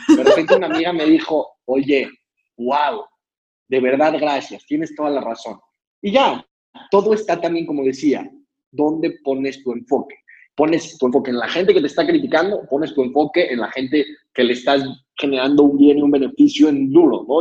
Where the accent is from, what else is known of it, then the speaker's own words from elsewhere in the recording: Mexico City, Mexico; nací en la Ciudad de México